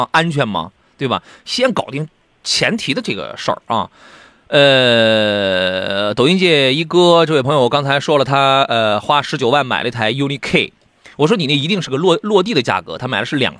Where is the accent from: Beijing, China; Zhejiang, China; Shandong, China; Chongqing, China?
Shandong, China; Qingdao; 他问青岛城阳有没有田老师的门店？你等着我回了我老家去开一个吧。